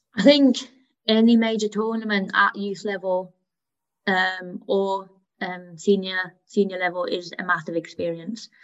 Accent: Hanau, Hesse, Germany; first language German; moved away; I, I, I was born and grew up in Germany. I went to a German school, so even though English was my mother tongue, German was my first language.

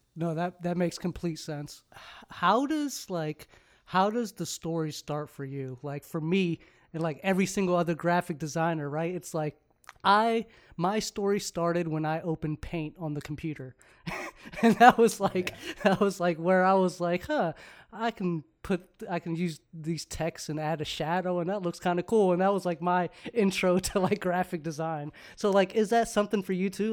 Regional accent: Maryland, United States; moved away as an adult; also born or lived in Frederick, Maryland / Prince George's County, Maryland / Arlington, Virginia; now in California, United States; I'm from Maryland too. Originally, um, lived in Frederick, lived in PG, in and around Maryland, Virginia area. Lived in Arlington for like ten years

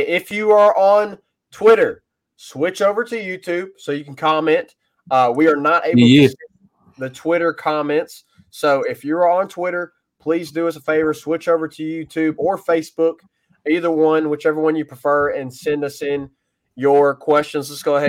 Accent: Southaven, Mississippi, United States; also born or lived in Arkansas; originally, Todd, we are both from South Haven, Mississippi, just south of Memphis. We both also have some roots in Arkansas. I was in Arkansas for 6 years, came back. I'm back in South Haven now for now.

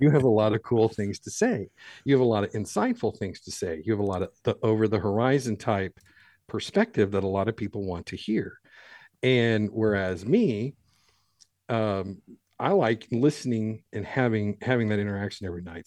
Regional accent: Ireland; I'm an Irish guy

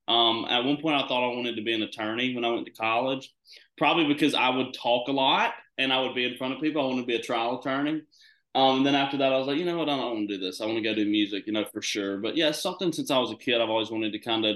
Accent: Georgia, United States; moved away as an adult; now in Nashville, United States; I'm from Georgia

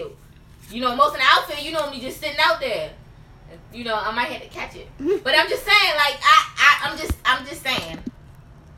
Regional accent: Baltimore, Maryland, United States; I'm talking about from Baltimore, we don't have all them high end stores like how New York

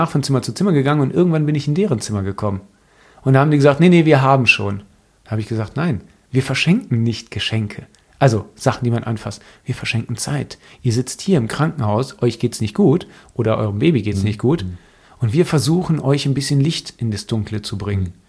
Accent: Greece; Weil Rassismus fängt, und das weiß ich als Grieche

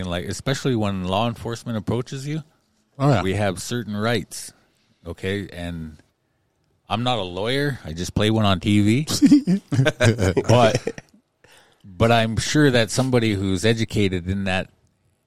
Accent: Pryor, Montana, United States; I'm from Pryor.

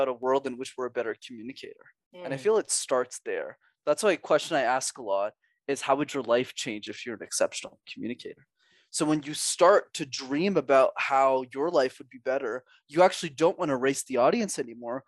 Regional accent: Montreal, Quebec, Canada; I'm born and raised in Montreal. So I learned French there and I still live there today.

